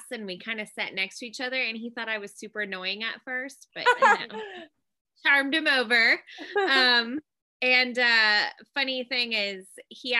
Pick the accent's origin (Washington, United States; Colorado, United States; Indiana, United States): Washington, United States; moved away as an adult; also born or lived in North Carolina; now we live in my home state of Washington. So we're back up with family and it's really nice to be back home